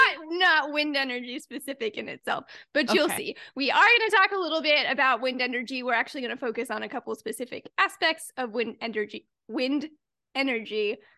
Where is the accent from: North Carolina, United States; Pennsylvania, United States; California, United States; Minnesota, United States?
North Carolina, United States; Durham; born there; I was born in Durham, North Carolina, a fact of which I am prouder about than I should be, but I've spent very little time there